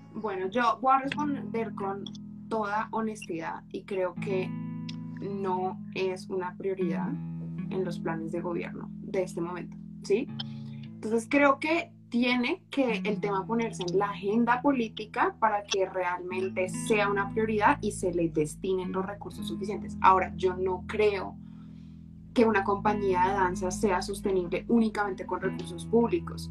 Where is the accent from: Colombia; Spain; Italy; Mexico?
Colombia; soy colombiana, he vivido toda la vida en Colombia